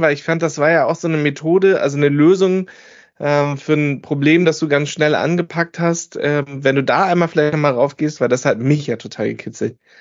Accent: the North, Northern Germany, Germany; wir äh, kommen alle aus dem Norden.

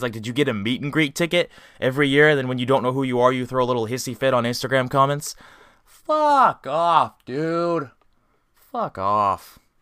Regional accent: Indiana, United States; also born or lived in Colorado; I grew up in Indiana.

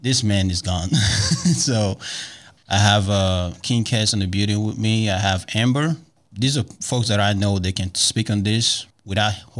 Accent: Nigeria; now in Dallas, United States; I am originally from Nigeria. I remember when I first came to the United States

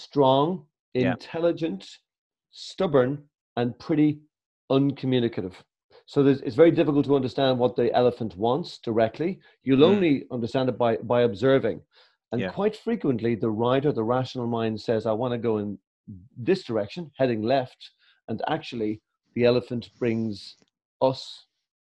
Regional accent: Ireland

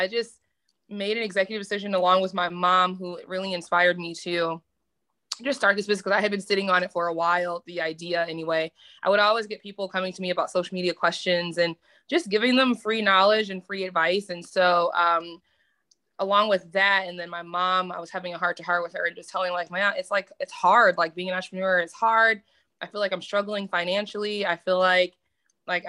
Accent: Detroit, Michigan, United States; moved away as an adult; now in Tulsa, United States; I'm originally from Detroit, Michigan, but now residing in Tulsa, Oklahoma

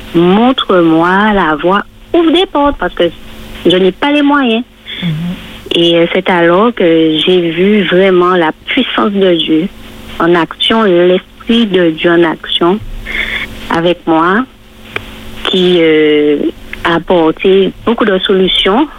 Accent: Martinique; chez nous en Martinique

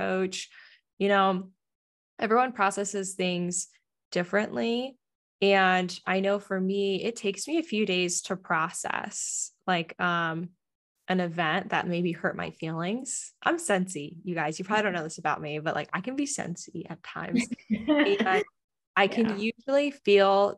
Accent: East Coast, United States; now in San Diego, United States; I grew up on the East Coast

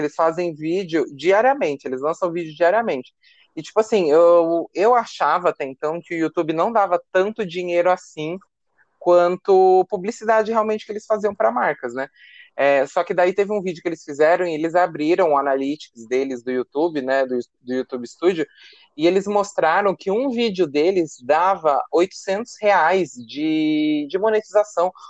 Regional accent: Brazil

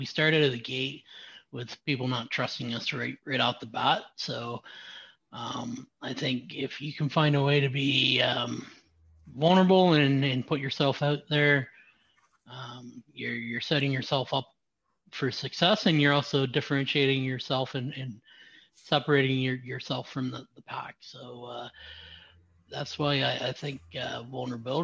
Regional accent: Southwestern Ontario, Canada; now in Ottawa, Canada; I was born in Southern Ontario. Southwestern Ontario.

